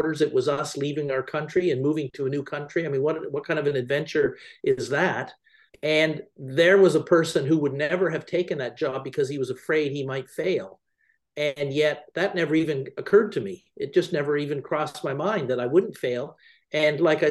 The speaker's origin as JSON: {"language": "English", "country": "Canada", "said": "I was originally from Canada and I was living in Canada at the time."}